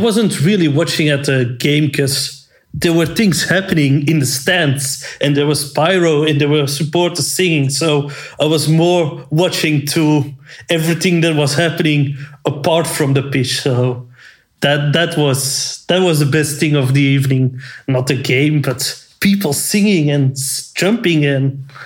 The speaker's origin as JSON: {"language": "English", "country": "Belgium", "said": "we're from Belgium. Antwerp supporters"}